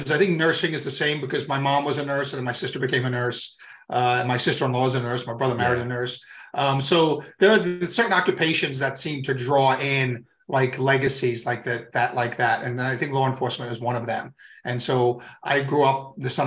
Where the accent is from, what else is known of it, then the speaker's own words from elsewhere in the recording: Long Island, New York, United States; also born or lived in Atlanta / Tampa; I was born and raised in New York